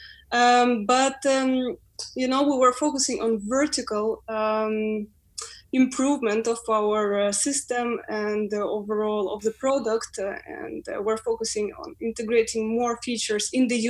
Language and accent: English; Ukraine; English is a second language; moved away as an adult; now in London, United Kingdom; We're coming from overseas. I'm from Ukraine.